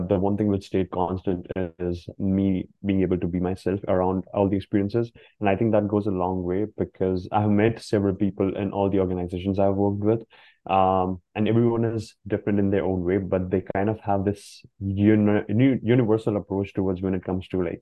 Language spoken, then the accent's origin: English; India; now in Canada; I am also from India, where we don't actually celebrate Christmas